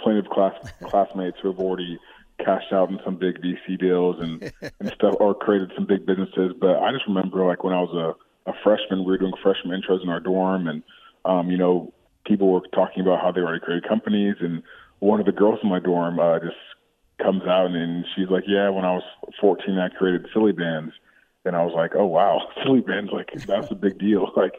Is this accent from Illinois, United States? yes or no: yes; Chicago, Illinois, United States; born there; also born or lived in Australia / Connecticut / Texas; Yeah, so I was born in Chicago. Lived there for a couple of years, and my family, my dad's job, he worked for Procter & Gamble, moved us to Australia for about 5 years. And after that, we were in Connecticut for 3, and then after Connecticut, we moved to Texas